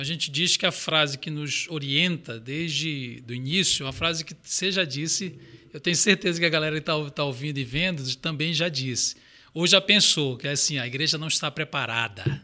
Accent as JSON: {"language": "Portuguese", "town": "Belém", "region": "Pará", "country": "Brazil", "also_born_or_lived": "Belo Horizonte", "moved": "yes", "lives_now": "São Paulo, Brazil", "said": "Eu sou de Belém do Pará"}